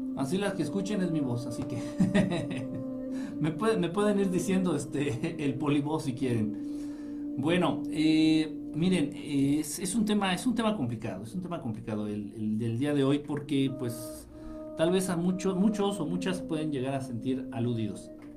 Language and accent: Spanish; Mexico; Yo nací en Zacateplan, Zacateplan, así se llama, Zacateplan de las Tunas. en un estado ya extinto que absorbió la mitad Hidalgo y la otra mitad la absorbió Querétaro.